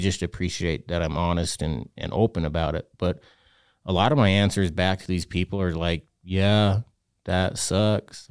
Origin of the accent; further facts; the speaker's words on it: Utah, United States; I'm from Utah, so we have weird names for our kids